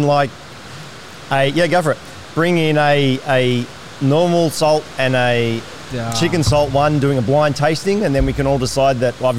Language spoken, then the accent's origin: English; Melbourne, Victoria, Australia; moved away; my grandparents went to church, my parents went to church, and I grew up in the church then in Melbourne, Doncaster